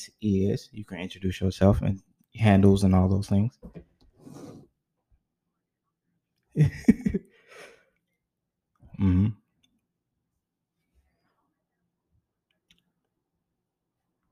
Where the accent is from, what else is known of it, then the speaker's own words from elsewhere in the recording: Chicago, Illinois, United States; I'm actually from Chicago. Yeah, I'm considered a northern southern city boy